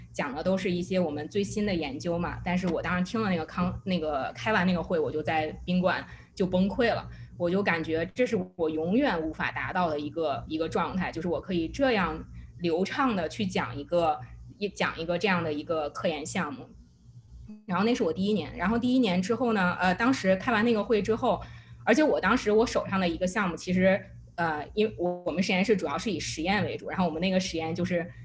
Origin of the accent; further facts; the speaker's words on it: China; moved away; 我中国人的 identity